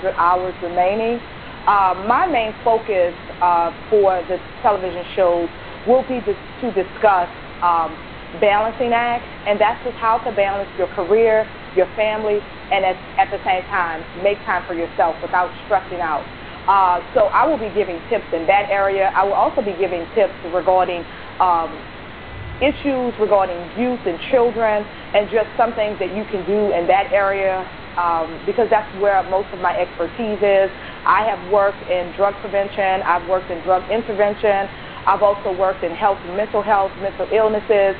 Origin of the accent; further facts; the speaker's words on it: New Orleans, Louisiana, United States; moved away as an adult; also born or lived in Baton Rouge, Louisiana; now in Memphis, United States; I'm originally from New Orleans, Louisiana. I graduated from St. Mary's Academy High School